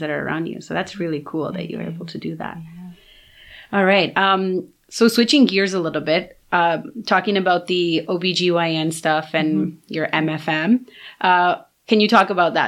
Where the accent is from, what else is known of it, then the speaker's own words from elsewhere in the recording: Toronto, Ontario, Canada; also born or lived in Brampton; I grew up here in Toronto